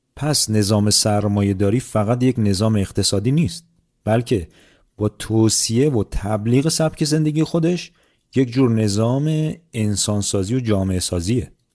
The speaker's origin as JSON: {"language": "Persian", "country": "Iran", "moved": "yes", "said": "من به عنوان یک ایرانی"}